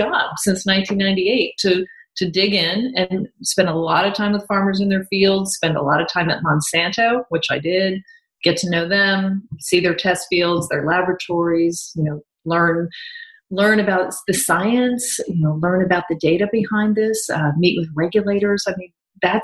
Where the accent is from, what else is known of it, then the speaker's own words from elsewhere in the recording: Kansas, United States; moved away as an adult; also born or lived in Atlanta; I'm a Kansas girl